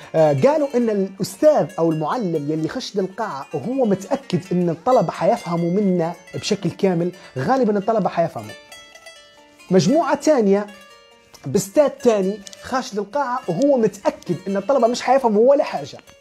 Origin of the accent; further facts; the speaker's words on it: Libya; نحن ليبيين